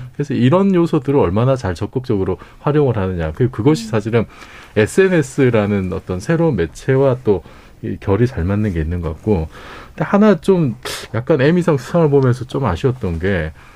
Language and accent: Korean; South Korea; 한국 사람으로서